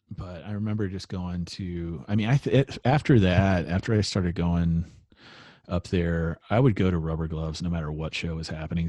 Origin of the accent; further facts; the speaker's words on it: Carrollton, Texas, United States; I grew up in Carrollton, and I went to high school out there